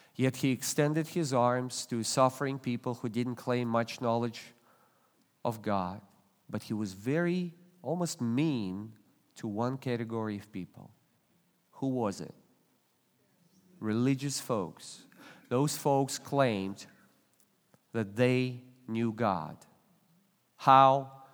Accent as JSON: {"language": "English", "country": "Russia", "tie": "born or raised there", "moved": "yes", "lives_now": "United States", "said": "I was born and raised in Russia"}